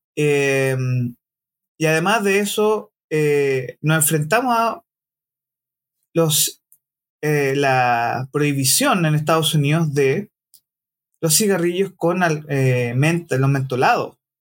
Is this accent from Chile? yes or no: yes; Chile; No podemos permitirnos como chilenos